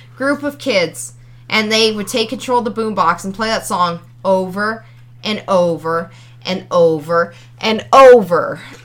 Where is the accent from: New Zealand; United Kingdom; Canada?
Canada; Ontario; I was from Ontario